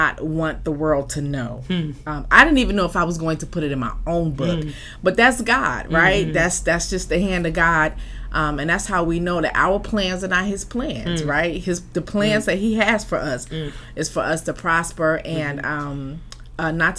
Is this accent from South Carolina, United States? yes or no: no; Newark, New Jersey, United States; now in Los Angeles, United States; I was born and raised in Newark, New Jersey. I live in LA now. I've been out here for about 20 years now.